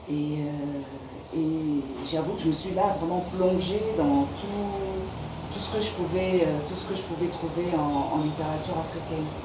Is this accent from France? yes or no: yes; France; parce que je viens de France aussi